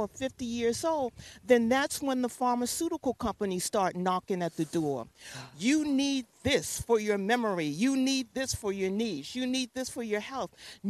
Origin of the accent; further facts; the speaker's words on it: New York City, New York, United States; also born or lived in Raleigh, North Carolina / Atlanta; I live in the Bronx, but I grew up and I was born in New York City. I was born in Presbyterian Hospital, August 24th, 1952, 4:45 in the morning.